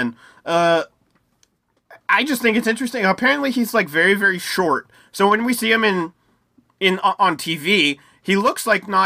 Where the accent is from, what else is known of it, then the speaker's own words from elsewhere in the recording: United States; I'm from the U.S. of A.